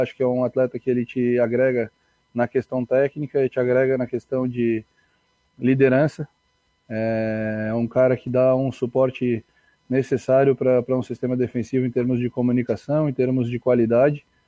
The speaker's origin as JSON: {"language": "Portuguese", "town": "Tubarão", "region": "Santa Catarina", "country": "Brazil", "said": "eu sou de Tubarão"}